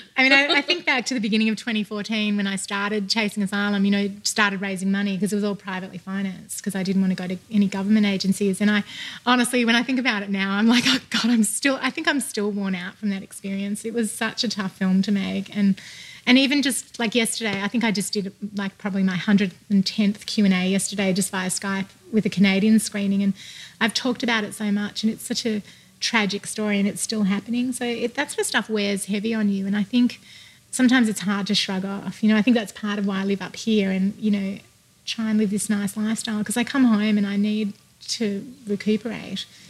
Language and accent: English; Australia; now in United States